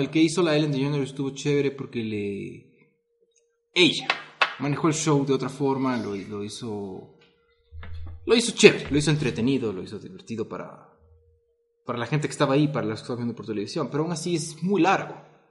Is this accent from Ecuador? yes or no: yes; Ecuador; nosotros somos millennials, pero nuestro millennial es diferente porque al vivir en Ecuador, en Latinoamérica